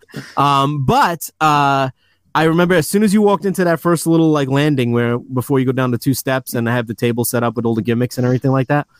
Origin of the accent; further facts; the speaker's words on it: New York City, New York, United States; moved away as an adult; now in Long Island, United States; I grew up in Queens. I was raised there until about six years ago when I moved out to Long Island